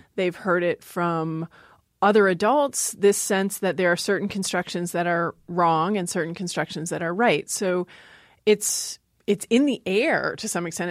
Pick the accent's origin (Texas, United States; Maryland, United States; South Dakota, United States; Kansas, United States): Maryland, United States; moved away; also born or lived in Seattle, Washington; I grew up in Maryland